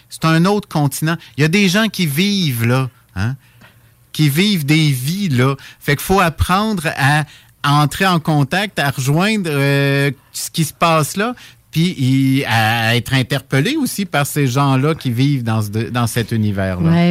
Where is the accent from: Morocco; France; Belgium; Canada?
Canada; Saint-Jérôme, Quebec; je suis originaire de Saint-Jérôme, dans les, Laurentides